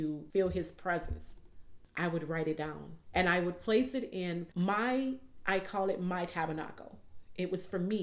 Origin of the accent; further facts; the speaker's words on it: New Orleans, Louisiana, United States; growing up in New Orleans